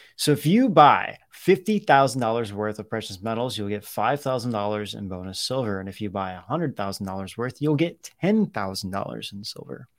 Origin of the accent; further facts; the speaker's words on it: Ohio, United States; growing up in Ohio